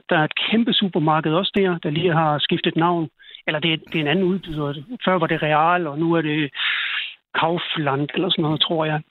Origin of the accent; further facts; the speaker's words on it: Denmark; jeg er selv dansker